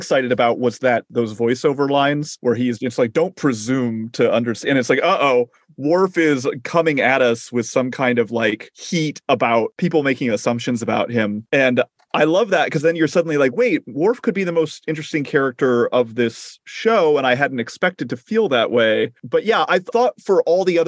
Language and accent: English; Phoenix, Arizona, United States; growing up in Phoenix